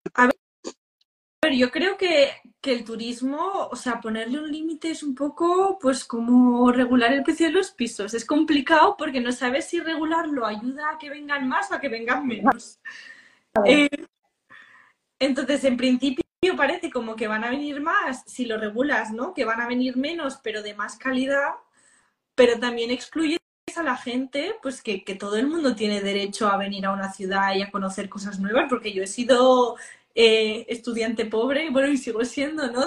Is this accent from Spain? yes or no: yes; Spain; los que más visitamos Barcelona somos los españoles